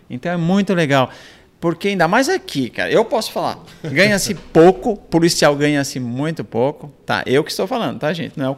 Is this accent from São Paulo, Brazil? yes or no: no; Minas Gerais, Brazil; born there; A gente mora, nasci em Minas Gerais, numa casa de barro, era casa da barro com madeira, com pau, né?